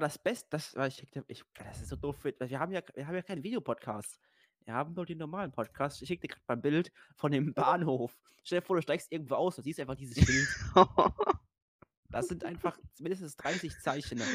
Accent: Rhineland-Palatinate, Germany; bei uns in Rheinland-Pfalz

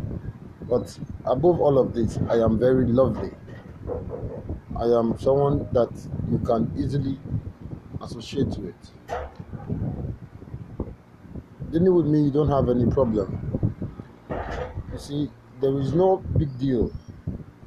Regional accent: Enugu State, Nigeria; I'm from Enugu State. In Kano, to be precise. And my village is in Burubu. You see? Already you know that I'm an Igbo man by nature and by characteristics

